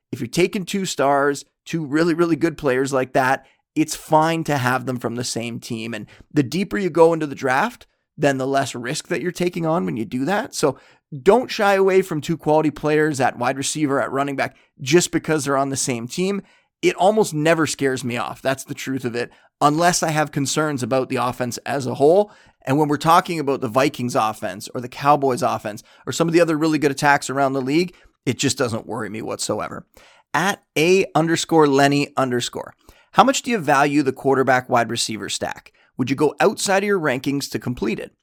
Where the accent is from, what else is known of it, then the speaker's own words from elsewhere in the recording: Canada; I am Canadian